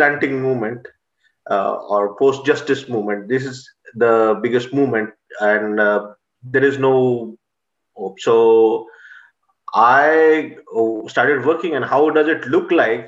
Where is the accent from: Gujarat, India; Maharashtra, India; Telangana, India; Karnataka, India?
Maharashtra, India; Nagpur; moved away as an adult; now in Chicago, United States; my hometown, Nagpur, is the central hub of 370 plus denominations in India